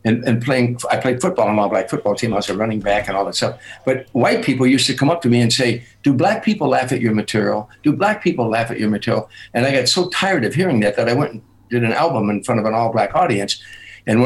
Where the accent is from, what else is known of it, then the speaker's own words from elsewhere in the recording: Harvey, Illinois, United States; growing up in Harvey.